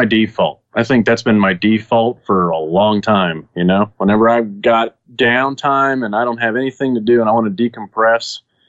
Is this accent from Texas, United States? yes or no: yes; Dallas, Texas, United States; also born or lived in Saudi Arabia; Yeah, I mean, that first part was the Dallas area. Then I went to Saudi. Then I came back to the Dallas area. Dallas is always where I've reset.